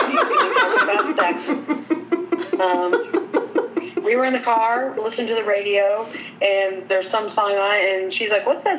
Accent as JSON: {"language": "English", "town": "Corydon", "country": "United States", "tie": "born or raised there", "said": "growing up in Corydon, we had terrible Chinese restaurants"}